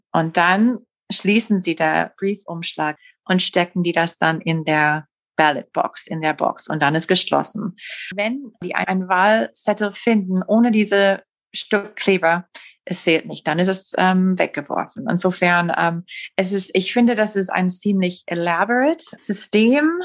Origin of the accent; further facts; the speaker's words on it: United States; German is a second language; als Amerikanerin